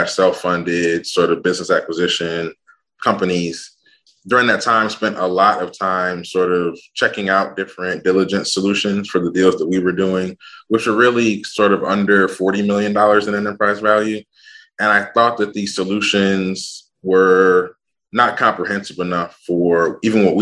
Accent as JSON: {"language": "English", "town": "Ann Arbor", "region": "Michigan", "country": "United States", "tie": "born or raised there", "said": "I'm actually a Midwest dude. I grew up in Ann Arbor, Michigan"}